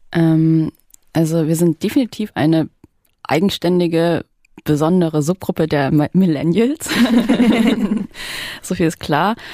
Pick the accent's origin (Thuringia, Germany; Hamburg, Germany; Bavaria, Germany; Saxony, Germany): Saxony, Germany; wenn Sachsen ein Slum ist, dann komme ich aus dem Slum